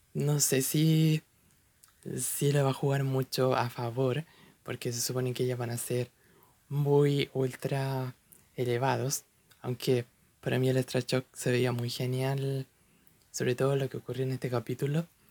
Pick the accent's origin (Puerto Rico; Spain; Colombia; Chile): Chile; personalmente soy de Chile, un país en Latinoamérica